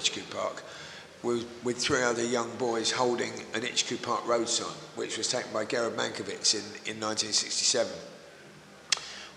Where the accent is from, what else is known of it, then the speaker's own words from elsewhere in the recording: Woodford, London, United Kingdom; also born or lived in Leytonstone; I was born in Woodford. I was actually born in Leytonstone, but I spent my early life in Woodford.